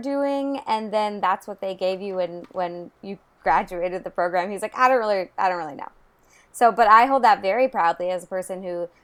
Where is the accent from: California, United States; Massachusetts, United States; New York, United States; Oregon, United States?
Oregon, United States; Eugene; moved away as an adult; also born or lived in Bellingham, Washington; I grew up in Eugene. So like right in the middle of the state